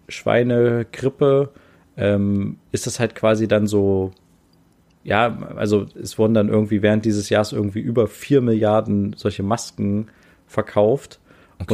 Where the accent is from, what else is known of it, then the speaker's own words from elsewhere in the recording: Germany; moved away as an adult; now in Japan; bei uns in Deutschland